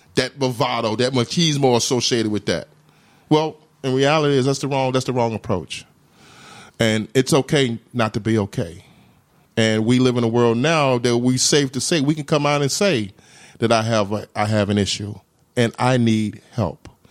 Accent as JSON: {"language": "English", "region": "Mississippi", "country": "United States", "also_born_or_lived": "Massachusetts", "moved": "as an adult", "lives_now": "Rhode Island, United States", "said": "I'm from Mississippi, so I kinda knew the South"}